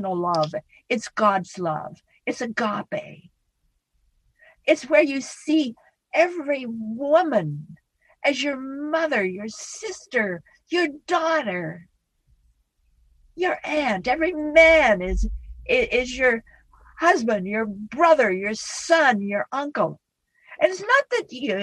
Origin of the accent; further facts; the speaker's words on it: Idaho, United States; moved away; I come from Idaho. I'm a Western woman, Idaho. And we're all plain speakers back in Idaho